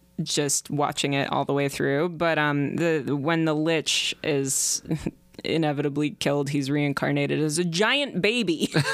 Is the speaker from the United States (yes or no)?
yes; United States; I'm American.